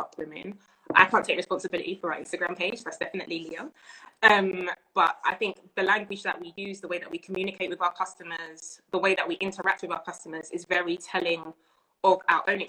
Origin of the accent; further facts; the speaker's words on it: London, United Kingdom; also born or lived in Birmingham; I've done primary school in Edmonton, secondary school in Enfield, college in Palmers Green, which is pretty much Enfield